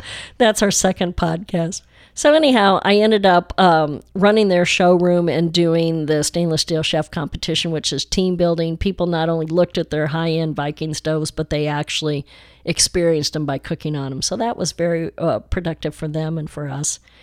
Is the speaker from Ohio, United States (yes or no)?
no; Chicago, Illinois, United States; also born or lived in Highland Park, Texas / West Dallas, Texas / France; now in Dallas, United States; I've always loved being a Chicagoan